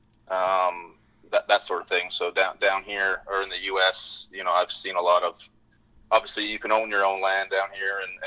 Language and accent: English; British Columbia, Canada; moved away as an adult; now in Fort Worth, United States; I grew up in Canada. I grew up in British Columbia, a small town north of Vancouver, about 3 hours.